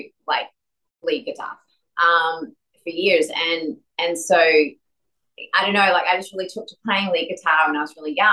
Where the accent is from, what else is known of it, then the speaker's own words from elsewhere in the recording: Adelaide, South Australia, Australia; moved away; Adelaide, where I'm from